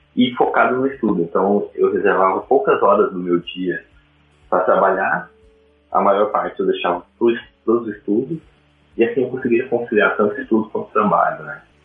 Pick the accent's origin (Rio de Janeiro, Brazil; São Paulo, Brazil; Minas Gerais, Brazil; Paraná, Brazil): Paraná, Brazil; Curitiba; also born or lived in Ireland; sou de Curitiba